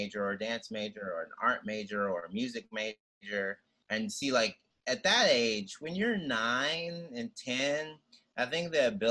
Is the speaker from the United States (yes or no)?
yes; the South, United States; now in New York City, United States; as a Southerner